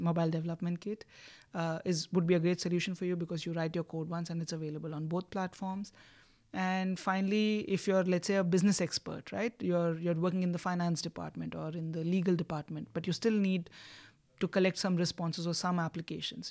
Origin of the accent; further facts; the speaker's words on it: India; moved away as an adult; also born or lived in Oxford; I'm from India